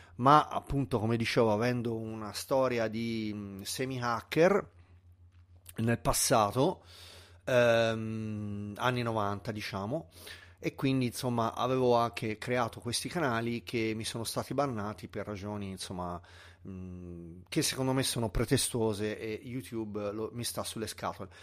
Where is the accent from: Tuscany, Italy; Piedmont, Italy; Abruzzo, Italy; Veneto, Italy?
Tuscany, Italy; sono un toscano purista della lingua